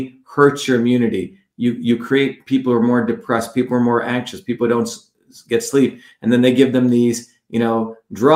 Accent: India; moved away; growing up in India

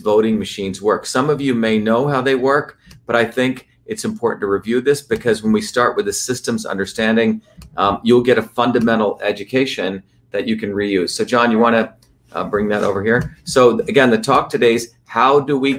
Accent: New Jersey, United States; New Jersey, my home state where I grew up

